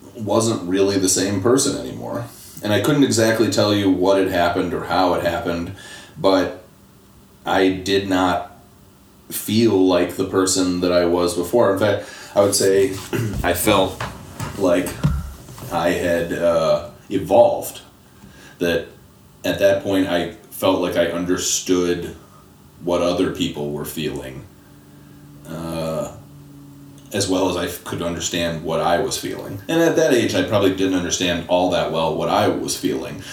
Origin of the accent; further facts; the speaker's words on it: Temple, Texas, United States; now in Detroit, United States; I was born in Temple, Texas, outside of Austin